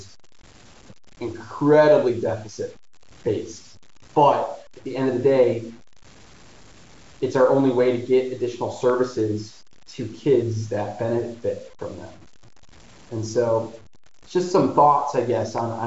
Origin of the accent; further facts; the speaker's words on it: Detroit, Michigan, United States; I grew up in Detroit, which is 10 minutes from Windsor